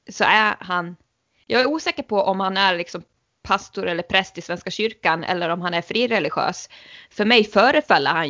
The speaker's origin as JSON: {"language": "Swedish", "country": "Sweden", "said": "jag tror ju att eh, som svensk så är det nog väldigt många som tänker på det klassiska avslutet i såpan Tre Kronor."}